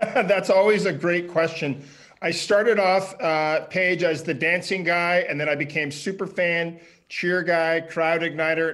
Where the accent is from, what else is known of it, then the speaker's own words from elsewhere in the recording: Ottawa, Ontario, Canada; moved away; my hometown in Ottawa